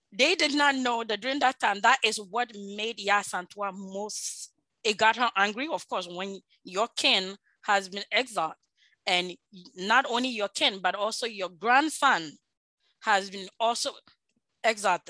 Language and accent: English; Ashanti, Ghana; I am from Ashanti, Ashanti Kingdom.